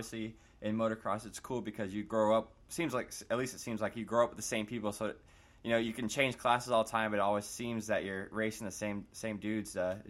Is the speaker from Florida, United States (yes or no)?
yes; Florida, United States; I'm from Florida